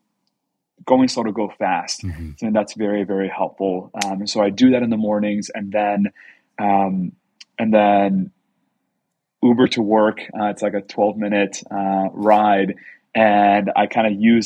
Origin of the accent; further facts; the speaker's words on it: Texas, United States; moved away as an adult; also born or lived in Mexico / Boston / Washington, D.C. / Silicon Valley; now in San Francisco, United States; I'm from Texas originally, grew up in Mexico, spent some years in Mexico when I was growing up